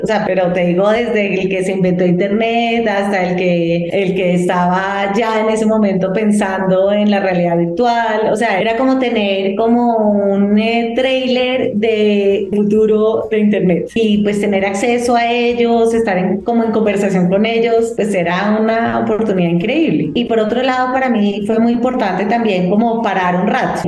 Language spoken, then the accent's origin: Spanish; Colombia; also born or lived in Boston / New York; soy una periodista de Colombia